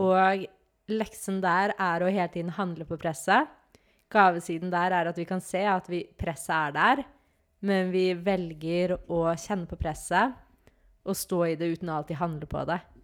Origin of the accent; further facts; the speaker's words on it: Norway; når jeg er hjemme i Norge